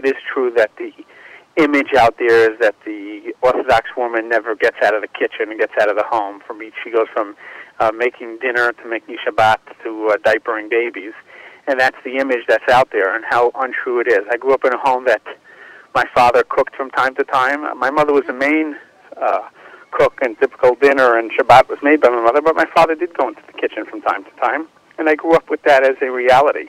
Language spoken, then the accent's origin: English; New York City, New York, United States; moved away; I was a sixth-generation Brooklynite, and I grew up in Brooklyn